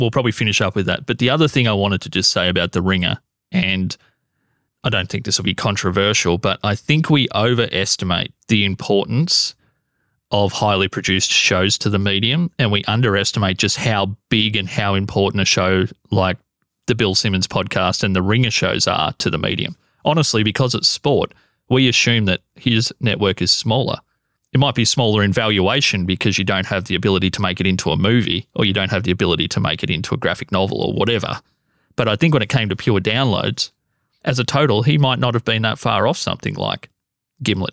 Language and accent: English; Australia; as an Australian